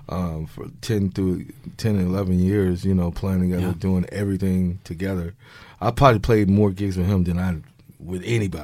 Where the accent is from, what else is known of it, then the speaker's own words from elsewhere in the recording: Dallas, Texas, United States; moved away as an adult; now in Los Angeles, United States; I'm from Dallas, Texas